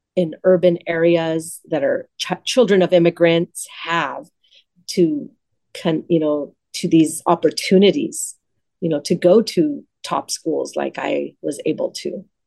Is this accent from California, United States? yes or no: yes; Los Angeles, California, United States; I grew up in the San Fernando Valley in Pacoima